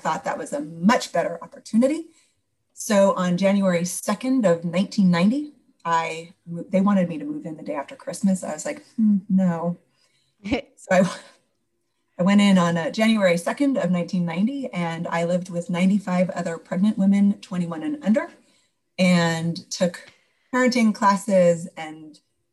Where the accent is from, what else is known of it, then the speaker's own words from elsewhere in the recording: South Pasadena, California, United States; moved away as an adult; I grew up in LA County, but I grew up in Pasadena area, South Pasadena